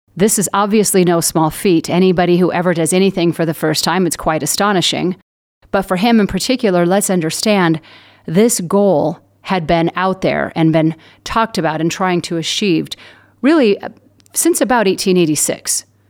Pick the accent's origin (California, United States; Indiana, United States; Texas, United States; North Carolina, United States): California, United States; Southern; I'm from Southern California